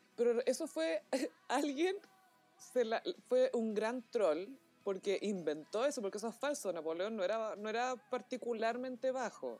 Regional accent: Chile

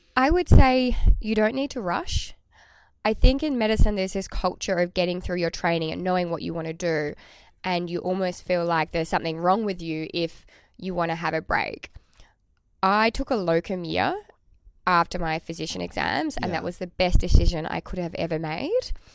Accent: Tasmania, Australia; I am from Tasmania

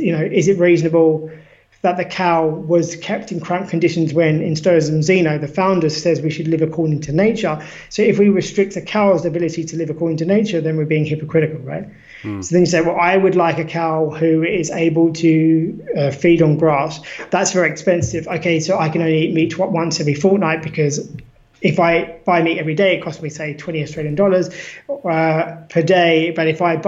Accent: United Kingdom; now in Lisbon, Portugal; I'm British

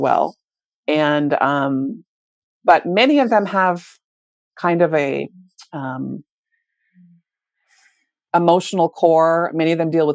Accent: Minnesota, United States; moved away as an adult; now in Canada; I grew up in the States and I moved to Canada in my 20s, my early 20s.

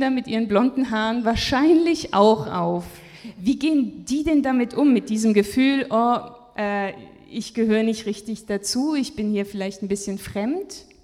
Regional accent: Japan; Also ich bin selber in Japan groß geworden und ich weiß nicht, ob das heute noch so ist.

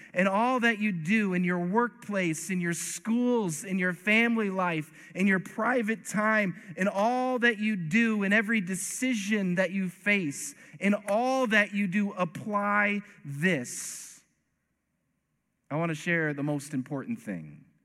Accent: East Coast, United States; I'm from the East Coast

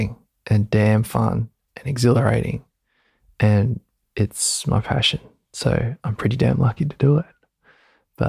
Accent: Gold Coast, Queensland, Australia; moved away as an adult; now in Byron Bay, Australia; I was brought up on the Gold Coast in Queensland, Australia by my Australian father and my Samoan mother

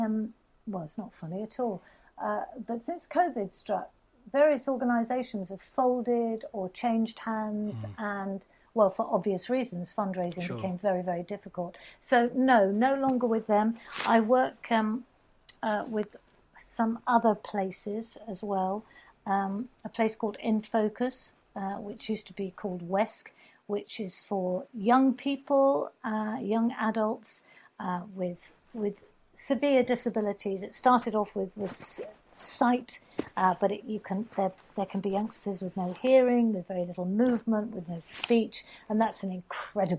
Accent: Devon, South West England, United Kingdom; also born or lived in Dorset / Cornwall; I was brought up in Devon, I spent a lot of time in Cornwall

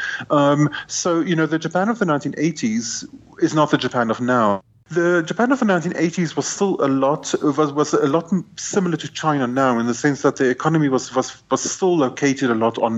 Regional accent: South Africa; I'm South African

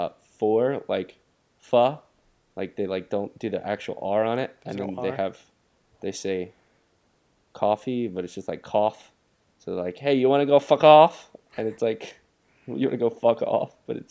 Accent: Boston, Massachusetts, United States; we're from Boston.

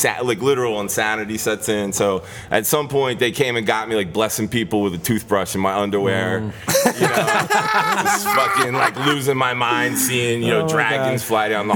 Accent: Delaware, United States; moved away; also born or lived in New York City; I grew up in Delaware.

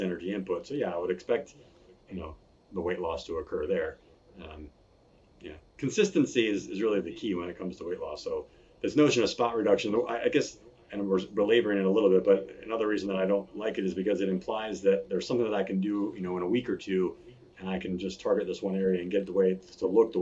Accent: Virginia Beach, Virginia, United States; I born and raised in Virginia Beach, spent 10 years lifeguarding on the beach there

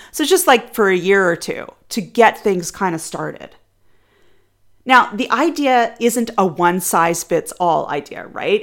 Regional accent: Canada; I am Canadian

